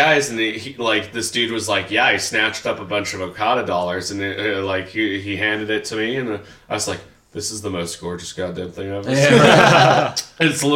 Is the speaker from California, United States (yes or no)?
yes; Riverside, California, United States; now in Idaho, United States; my hometown of Riverside, California